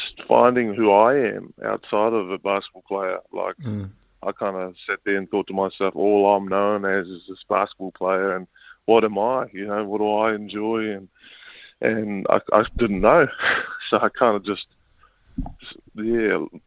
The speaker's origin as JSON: {"language": "English", "region": "Auckland", "country": "New Zealand", "tie": "born or raised there", "said": "Yeah, I was brought up out west in Auckland"}